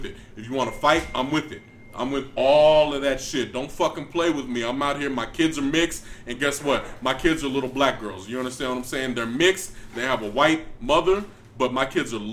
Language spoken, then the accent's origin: English; San Antonio, Texas, United States; I grew up on the North fucking West, San Antonio, Deuce Dime, Countdown City